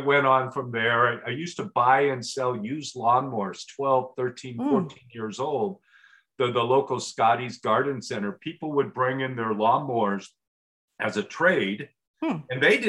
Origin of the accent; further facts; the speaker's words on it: Portland, United States; We grew up outside of Portland